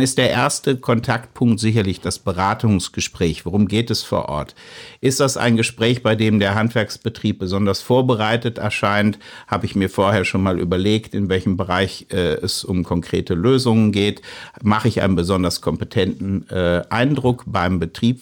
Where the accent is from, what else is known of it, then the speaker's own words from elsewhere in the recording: near Mainz, Rhineland-Palatinate, Germany; Ich komme ja aus der Region, ich komme aus der Nähe von Mainz